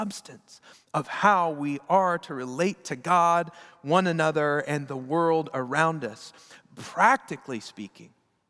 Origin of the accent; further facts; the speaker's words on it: United States; We as American Protestants